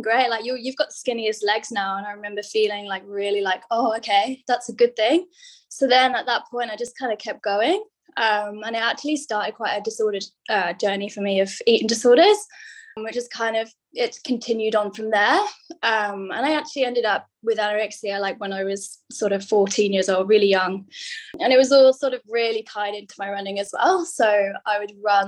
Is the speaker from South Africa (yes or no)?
no; England, United Kingdom; moved away as an adult; now in Sydney, Australia; from my accent, you can tell I'm from England.